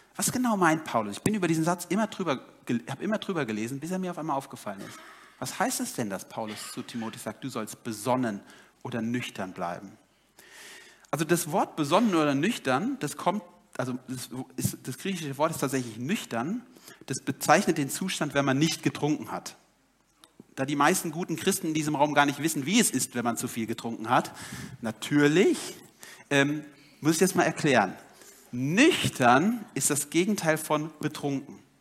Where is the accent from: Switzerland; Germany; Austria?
Germany; ich als Deutscher